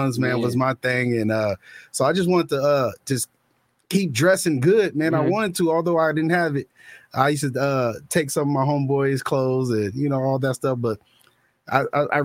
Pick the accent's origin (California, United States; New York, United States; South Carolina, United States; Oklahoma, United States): California, United States; San Francisco; also born or lived in Hayward, California; I grew up in San Francisco, California, man. Born and raised. Raised in Hayward